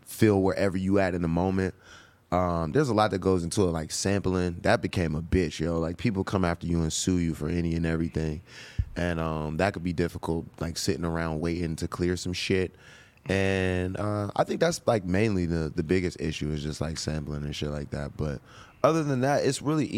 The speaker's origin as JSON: {"language": "English", "town": "Pittsburgh", "region": "Pennsylvania", "country": "United States", "said": "I'm from the Berg."}